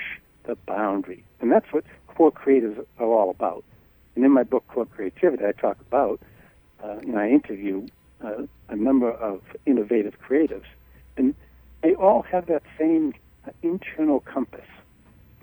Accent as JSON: {"language": "English", "town": "Boston", "region": "Massachusetts", "country": "United States", "tie": "born or raised there", "said": "I was raised in Boston as an Irish Catholic going to private Catholic schools"}